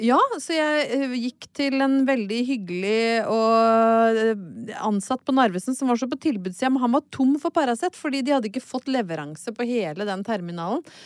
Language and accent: Norwegian; Brøttum, Innlandet, Norway; hjemme på Brøttum